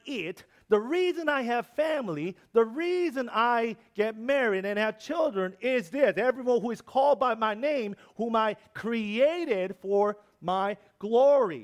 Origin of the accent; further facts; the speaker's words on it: South Korea; English is a second language; moved away as an adult; also born or lived in New York; I'm from Korea.